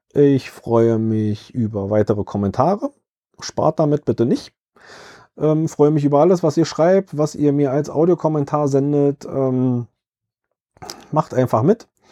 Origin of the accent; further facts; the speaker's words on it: Berlin, Germany; Ich selbst kann als Berliner